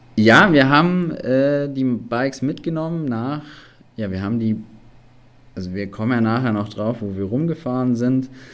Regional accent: Allgäu, Bavaria, Germany; komme aus dem wunderschönen Allgäu

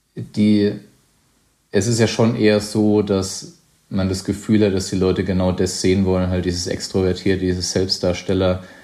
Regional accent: Weinheim, Baden-Württemberg, Germany; mein Weinheim ist, äh, grenzt an den Odenwald, wo ich aufgewachsen bin

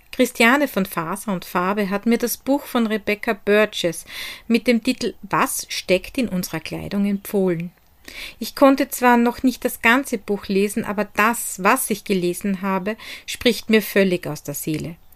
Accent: Hart bei Graz, Styria, Austria; born or raised there

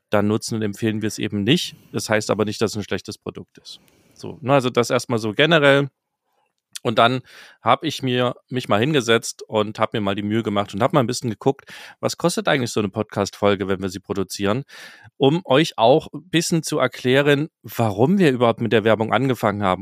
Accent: Mülsen, Saxony, Germany; moved away; aus Mülsen in Sachsen kommt, was mein Geburtsort ist.

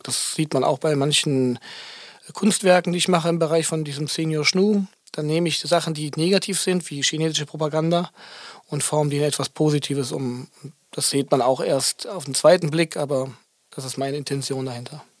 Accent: Aachen, North Rhine-Westphalia, Germany; moved away; als ich noch in Aachen gewohnt habe, da wo ich herkomme

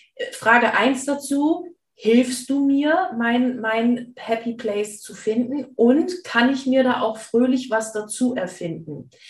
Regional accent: East Frisia, Lower Saxony, Germany; ich komme ja aus Ostfriesland

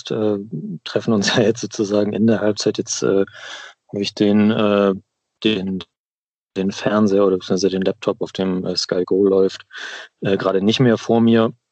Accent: Henstedt-Ulzburg, Schleswig-Holstein, Germany; also born or lived in Hamburg; now in Kiel, Germany; Also ich komme ursprünglich, bin in Hamburg geboren auch, äh, groß geworden in Hennstedt-Ulzburg. Das kennt vielleicht der ein oder die andere auch im Norden.

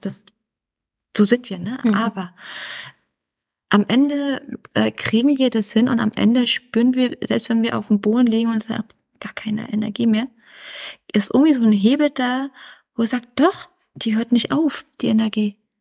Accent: Berlin, Germany; Mein Ursprung ist Berlin

